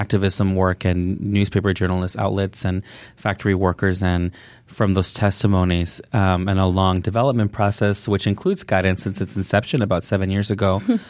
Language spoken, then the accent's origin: English; Ciudad Juárez, Chihuahua, Mexico; moved away; how could that this have been happening in my hometown